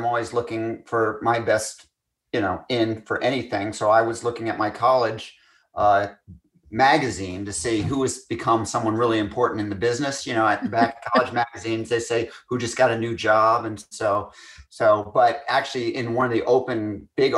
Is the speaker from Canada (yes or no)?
no; Scotland, United Kingdom; I'm Scottish